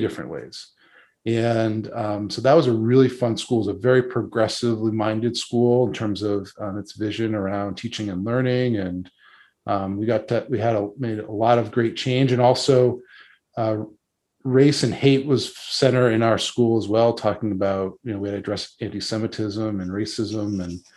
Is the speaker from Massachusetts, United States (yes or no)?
yes; Boston, Massachusetts, United States; I grew up, born and raised in Boston. I've never lived outside of Massachusetts